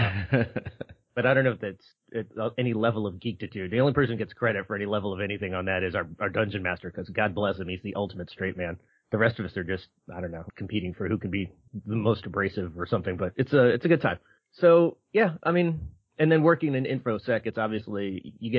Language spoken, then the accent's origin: English; Philadelphia, Pennsylvania, United States; moved away; I grew up in Philadelphia